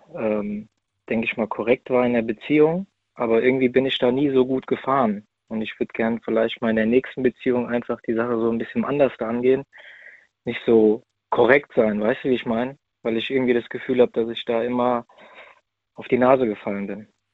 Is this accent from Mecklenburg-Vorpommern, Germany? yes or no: no; near Frankfurt, Hesse, Germany; ich bin aus der Nähe Frankfurt